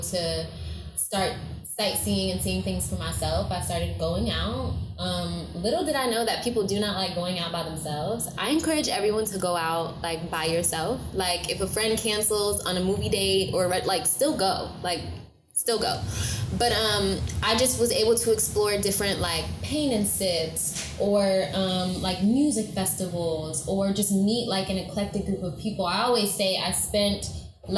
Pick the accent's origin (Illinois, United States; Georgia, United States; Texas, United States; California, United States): Georgia, United States; Atlanta; also born or lived in Marietta, Georgia; I was born in Fulton County.